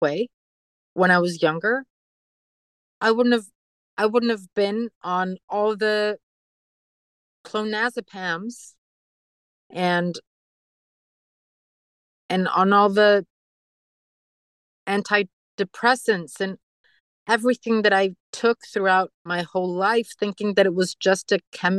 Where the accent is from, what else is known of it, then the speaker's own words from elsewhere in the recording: Mexico; now in United States; we're from Mexico